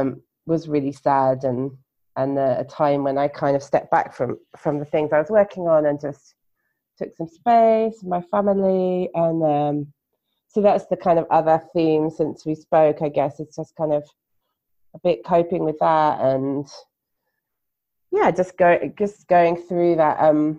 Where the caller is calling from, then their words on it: Gujarat, India; And tonight I'm podcasting from Gujarat in India, but I normally live in London in the UK.